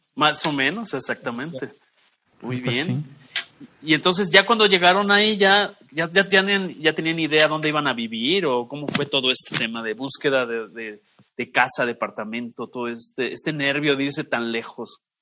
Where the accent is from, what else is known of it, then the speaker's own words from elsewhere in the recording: Mexico; como mexicano